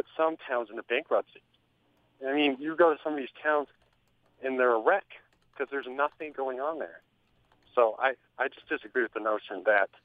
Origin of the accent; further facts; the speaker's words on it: St. George, Utah, United States; I'm from St. George, but as a kid, I grew up going up to the Boulder Mountains